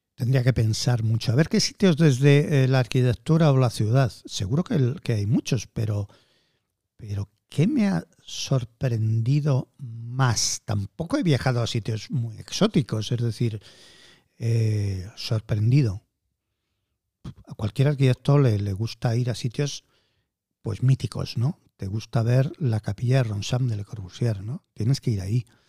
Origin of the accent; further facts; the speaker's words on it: Madrid, Community of Madrid, Spain; no soy nacionalista madrileño, pero es que nací en Madrid.